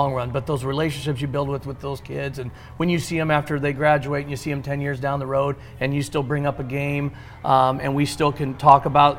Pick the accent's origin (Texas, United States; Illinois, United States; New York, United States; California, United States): Illinois, United States; Aledo; growing up in Aledo